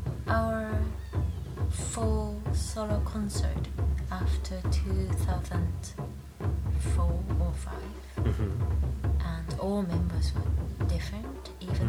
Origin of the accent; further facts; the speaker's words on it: Iida, Nagano, Japan; English is a second language; moved away as an adult; Okay, I'm from Nagano Prefecture, Iida City, very countryside, nothing there but woods.